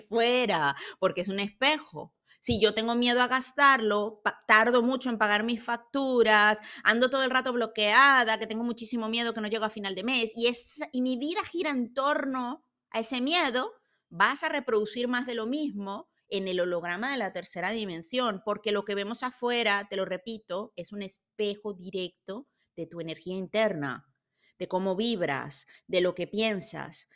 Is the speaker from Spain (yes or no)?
no; Venezuela; now in Switzerland; Vivo en Suiza, soy de Venezuela